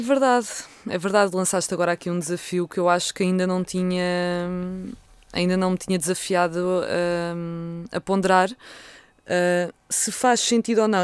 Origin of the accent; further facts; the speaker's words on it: Vila Franca de Xira, Lisbon, Portugal; foi a Vila Franca de Xira, foi onde eu passei, onde eu nasci bem, e passei a minha adolescência